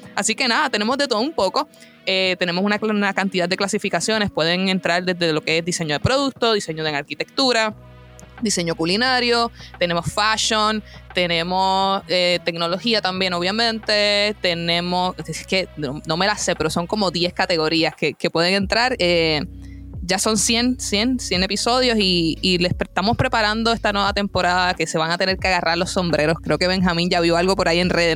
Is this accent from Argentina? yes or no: no; Puerto Rico; mi país natal, Puerto Rico